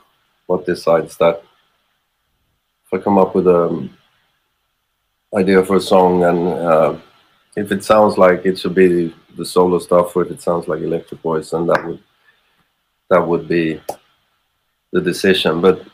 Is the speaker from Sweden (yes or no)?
yes; Sweden; first language Swedish; English is a second language; But then, it's because Swedish is my